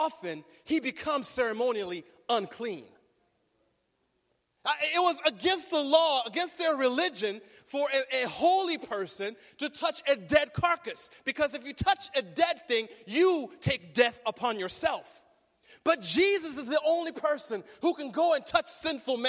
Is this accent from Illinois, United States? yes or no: no; Berrien Springs, Michigan, United States; now in Riverside, United States; I grew up in Bering Springs